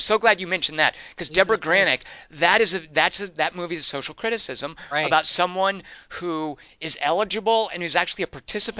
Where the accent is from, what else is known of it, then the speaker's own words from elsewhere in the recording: Arkansas, United States; now in California, United States; I'm from Arkansas. Like, if I lived in Arkansas still